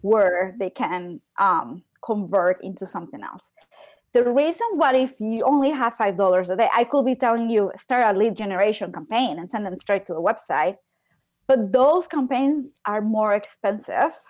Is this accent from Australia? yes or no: no; Medellín, Antioquia, Colombia; I am from Colombia. I am from Medellin.